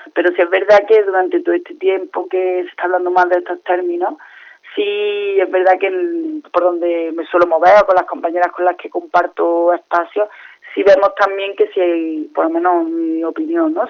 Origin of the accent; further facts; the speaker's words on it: Córdoba, Andalusia, Spain; now in Seville, Spain; yo vivo en Sevilla, pero soy de Córdoba